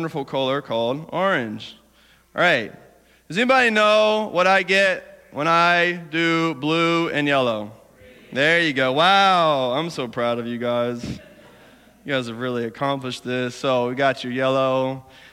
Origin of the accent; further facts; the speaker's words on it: Alabama, United States; accent: southern; moved away; I'm from Alabama